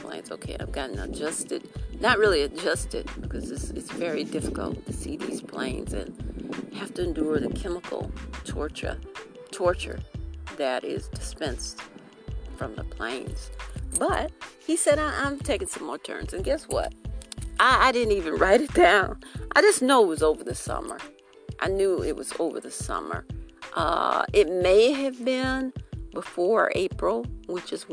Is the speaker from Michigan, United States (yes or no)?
yes; Detroit, Michigan, United States; moved away as an adult; now in South Carolina, United States; I'm from Detroit, born in Detroit. We lived in Detroit, my sister and I, until we were 12, when my dad came back here to South Carolina